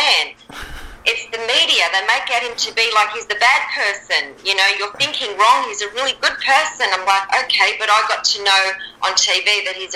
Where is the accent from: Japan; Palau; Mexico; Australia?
Australia; also born or lived in Germany; we arrived in Australia when I was about 18 months old.